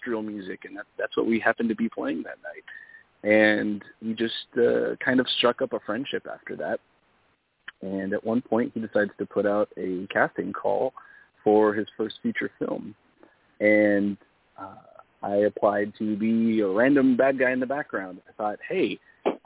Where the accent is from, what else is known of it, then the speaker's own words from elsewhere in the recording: Southern California, United States; born and raised in Southern California